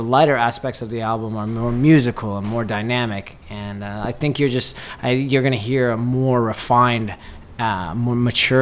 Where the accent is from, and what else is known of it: Las Vegas, Nevada, United States; born or raised there